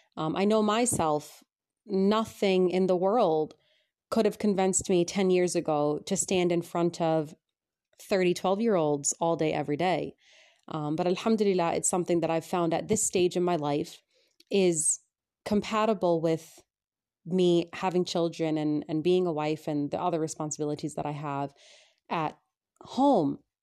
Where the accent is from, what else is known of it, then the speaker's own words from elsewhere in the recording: United States; moved away as an adult; now in England, United Kingdom; growing up in America